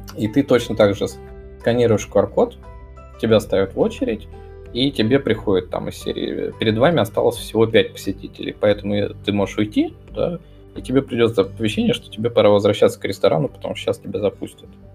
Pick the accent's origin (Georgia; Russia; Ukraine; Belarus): Russia; Moscow; accent: Moscow; со своим тут московским говором